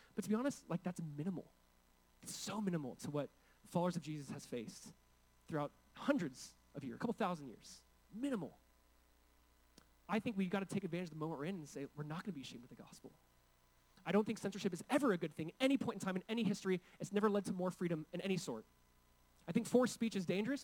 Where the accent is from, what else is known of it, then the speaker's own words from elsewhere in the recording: California, United States; I come from California. I come from a state where there's essentially forced speech happening